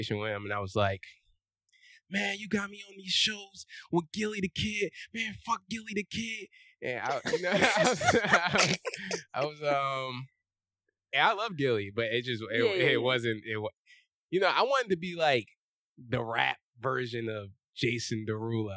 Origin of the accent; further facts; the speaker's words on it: Philadelphia, Pennsylvania, United States; moved away as an adult; also born or lived in California; I am from West Philadelphia. Born and raised.